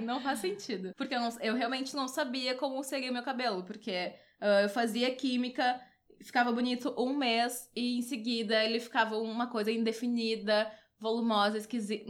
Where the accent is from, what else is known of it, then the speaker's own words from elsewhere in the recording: Porto Alegre, Rio Grande do Sul, Brazil; eu sou aqui de Porto Alegre